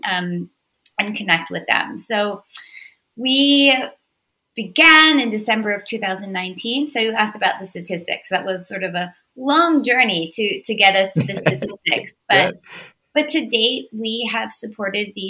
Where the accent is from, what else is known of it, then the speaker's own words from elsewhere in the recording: Baltimore, Maryland, United States; I'm born and raised in Baltimore. This is my city.